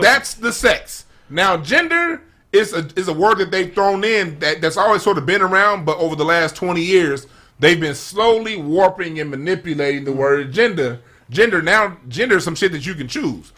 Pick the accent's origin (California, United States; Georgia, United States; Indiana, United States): California, United States; Los Angeles; I grew up in South Central